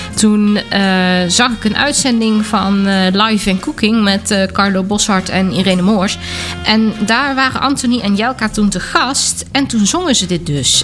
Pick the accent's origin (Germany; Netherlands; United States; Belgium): Germany; moved away; kom ik uit Duitsland